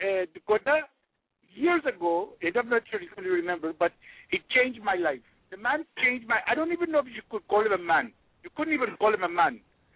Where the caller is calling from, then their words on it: New Delhi, Delhi, India; That's a joke. I'm calling from New Delhi.